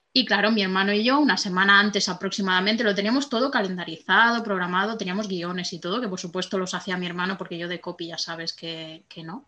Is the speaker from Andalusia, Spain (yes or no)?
no; Barcelona, Catalonia, Spain; moved away as an adult; now in France; me había mudado a Francia, yo soy de Barcelona